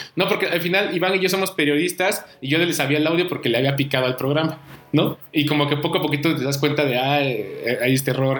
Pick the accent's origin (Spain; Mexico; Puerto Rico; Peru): Mexico; Oaxaca; moved away; yo soy de Oaxaca, comencé haciendo periodismo allá